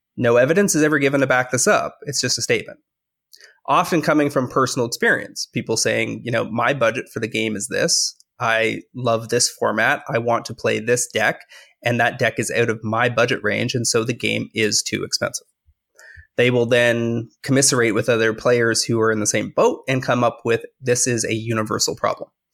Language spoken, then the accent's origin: English; Canada; I'm a Canadian